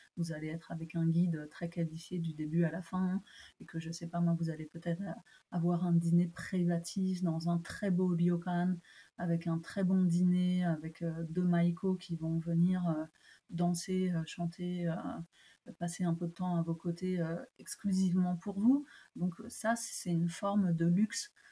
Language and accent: French; France; also born or lived in Japan; je ne veux pas dénigrer mon pays, j'aime beaucoup mon pays et je, me sens tout à fait française